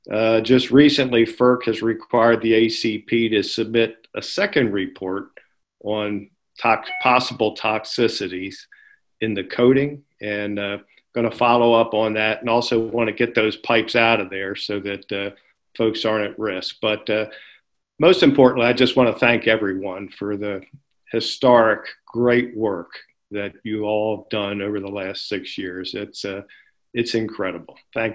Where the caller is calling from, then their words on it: Maryland, United States; This is …. I'm actually speaking from Maryland right now